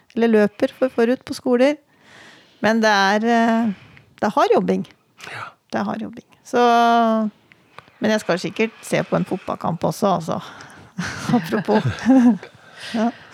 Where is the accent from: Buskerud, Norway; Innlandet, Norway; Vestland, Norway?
Innlandet, Norway; Redalen; moved away as an adult; also born or lived in Oslo; now in Hamar, Norway; jeg vokste opp i Reddalen ja. Altså utafor Gjøvik her.